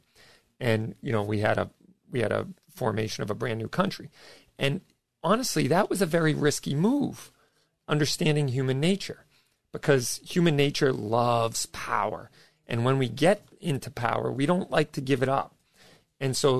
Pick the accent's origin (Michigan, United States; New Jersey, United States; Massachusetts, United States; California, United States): Massachusetts, United States; I'm from Massachusetts